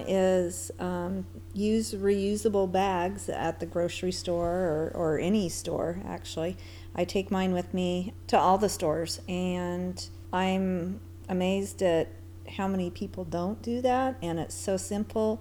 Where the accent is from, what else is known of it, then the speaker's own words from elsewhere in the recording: Seattle, Washington, United States; moved away as an adult; now in Charleston, United States; I am originally from the Seattle area